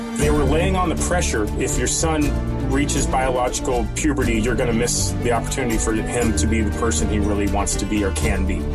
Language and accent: English; California, United States; I'm from California, like Caitlyn Jenner